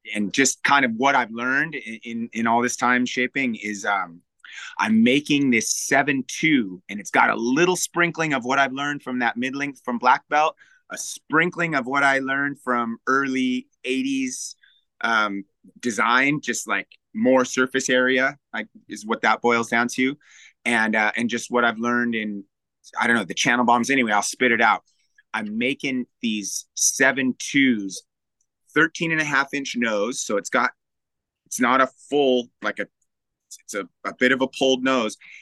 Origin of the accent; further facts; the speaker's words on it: Newport Beach, California, United States; moved away as an adult; also born or lived in Santa Cruz; growing up in Newport